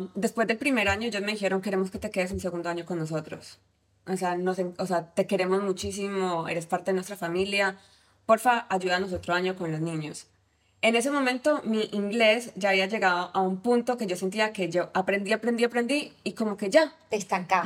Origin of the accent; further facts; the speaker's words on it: Cali, Valle del Cauca, Colombia; moved away as an adult; now in United States; soy colombiana, de Cali, y hace seis años, siete años decidí mudarme a Estados Unidos